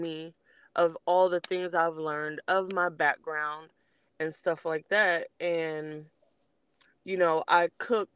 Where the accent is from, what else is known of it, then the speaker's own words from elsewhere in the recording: Los Angeles, California, United States; also born or lived in Belize; now in Georgia, United States; I'm originally from Los Angeles, California